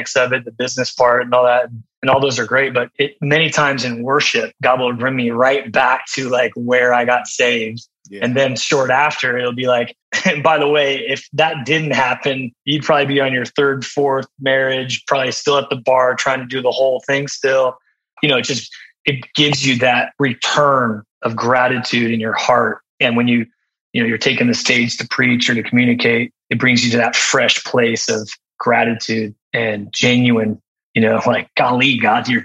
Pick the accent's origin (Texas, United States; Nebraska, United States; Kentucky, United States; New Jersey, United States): Nebraska, United States; Omaha; moved away as an adult; I grew up in Omaha, Nebraska